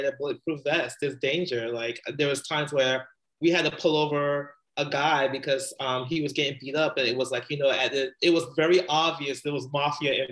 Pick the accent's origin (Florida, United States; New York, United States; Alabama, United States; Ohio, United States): New York, United States; New York City; moved away as an adult; also born or lived in West Indies (ancestry); now in Bay Area, United States; I grew up in the Bronx